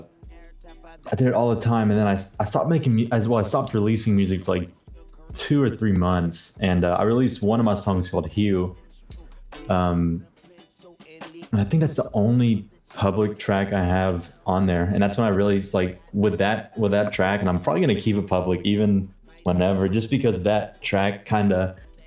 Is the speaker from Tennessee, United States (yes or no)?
yes; Tennessee, United States; I'm from Tennessee.